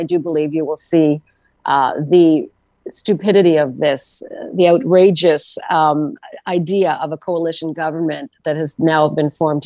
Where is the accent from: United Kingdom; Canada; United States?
Canada; Northern Ontario; moved away; also born or lived in Ottawa region, Ontario; I grew up in Northern Ontario